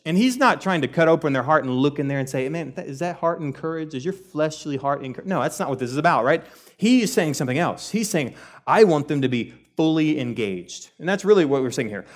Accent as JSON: {"language": "English", "region": "Texas", "country": "United States", "tie": "born or raised there", "said": "I grew up in Texas, I was born and raised here, and what we know as Texans"}